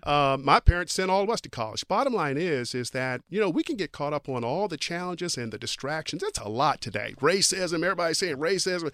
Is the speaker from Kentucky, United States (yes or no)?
yes; Kentucky, United States; moved away; I'm from Kentucky